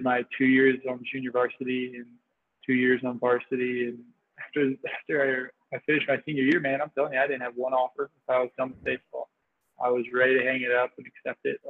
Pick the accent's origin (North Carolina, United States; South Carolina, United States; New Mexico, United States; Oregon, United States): North Carolina, United States; Fuquay-Varina; I'm from Fuquay's Arena, North Carolina. It's a small town about 45 minutes outside of Raleigh. And yeah, it's just basically where I've grown up my whole life